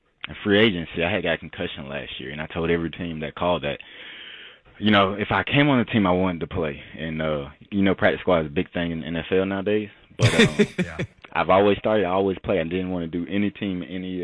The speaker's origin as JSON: {"language": "English", "town": "Atlanta", "region": "Georgia", "country": "United States", "said": "I'm from Atlanta, Georgia"}